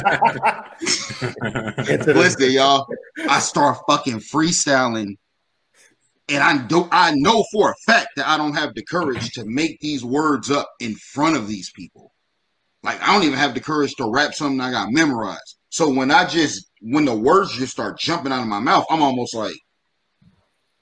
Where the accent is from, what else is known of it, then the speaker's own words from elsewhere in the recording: Dayton, Ohio, United States; I'm from Dayton